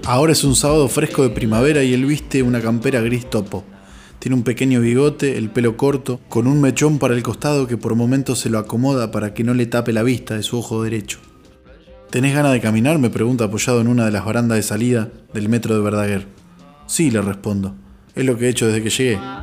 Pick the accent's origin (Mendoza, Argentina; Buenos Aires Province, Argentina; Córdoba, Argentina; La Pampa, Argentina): Buenos Aires Province, Argentina; interior of; entre La Plata y nuestro interior bonaerense